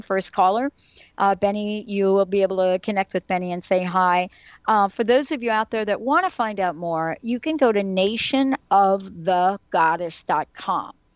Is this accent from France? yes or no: no; New York, United States; now in Seattle, United States; I'm from New York. That's where I was born, that's where I was raised.